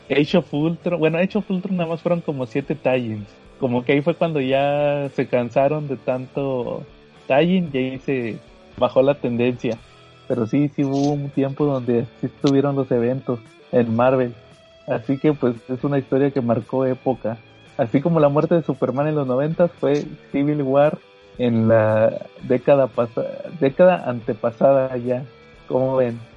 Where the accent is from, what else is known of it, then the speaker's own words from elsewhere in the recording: Mexico; como buen mexicano.